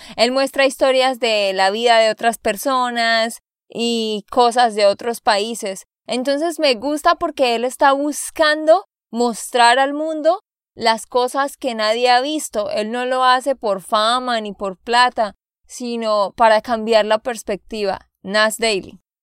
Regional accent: Santander, Colombia; de Santander, Colombia

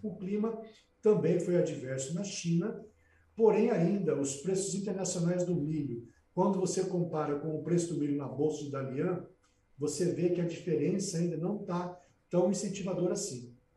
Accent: Brazil; Eu, como brasileiro

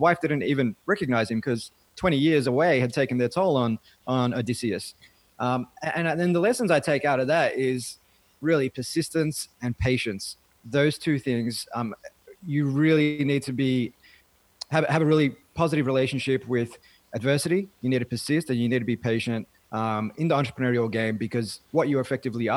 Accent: Melbourne, Victoria, Australia; I grew up in a socioeconomically disadvantaged part of Melbourne, Melbourne's western suburbs

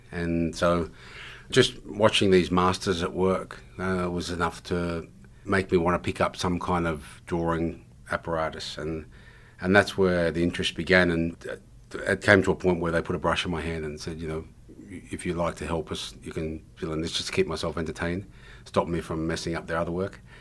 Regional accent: Sydney, New South Wales, Australia; also born or lived in Penrith; we never even went up to Kemp City when I was, um, growing up around Western Sydney

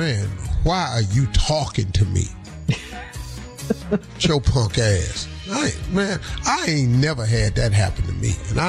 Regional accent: Cleveland, Ohio, United States; I know how to throw a damn snowball. I'm from Cleveland.

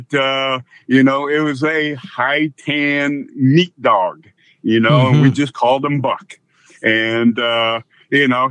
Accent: near Waterloo, Iowa, United States; also born or lived in California; I grew up just outside of Waterloo, Iowa, about 20 minutes from Waterloo.

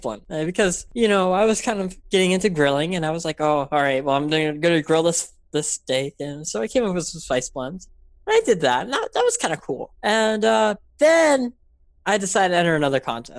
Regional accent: Memphis, Tennessee, United States; I'm from Memphis, Tennessee, middle of nowhere, no Michelin star restaurants anywhere.

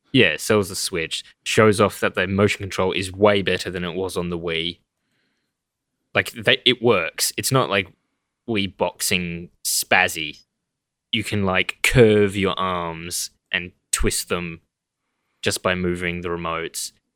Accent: Australia; we're Australian

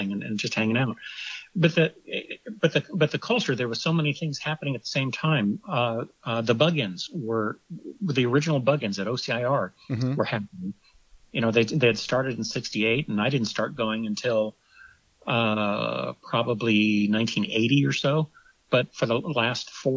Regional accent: Orange County, Southern California, United States; also born or lived in Ohio; I grew up in Southern California. I was originally from Ohio, but I've been in California since 62. So I always consider myself a Californian, and growing up in Orange County in Southern California

